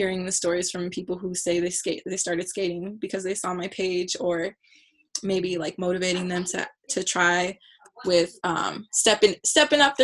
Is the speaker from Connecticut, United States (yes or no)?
no; Chula Vista, California, United States; I am from Chula Vista, California, lived right next to Chula High, didn't go to Chula High, went to Otay